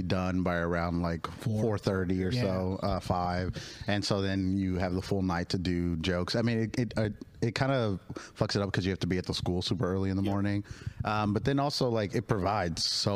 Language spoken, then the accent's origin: English; Oakland, California, United States; also born or lived in Berkeley / Emeryville / San Leandro / Colorado; now in San Francisco, United States; I was born and raised out in Oakland, Oakland, Berkeley area most of my life.